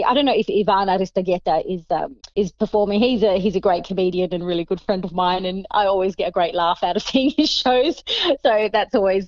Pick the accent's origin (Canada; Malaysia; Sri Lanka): Sri Lanka; now in Adelaide, Australia; I'm from Sri Lanka originally. My parents are from Sri Lanka.